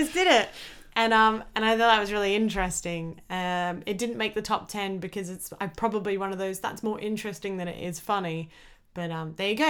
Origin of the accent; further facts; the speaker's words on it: Australia; I was born in Australia